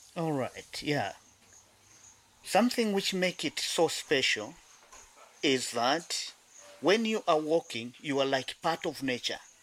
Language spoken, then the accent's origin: English; South Luangwa Valley, Eastern Province, Zambia; I was born and grew up in this area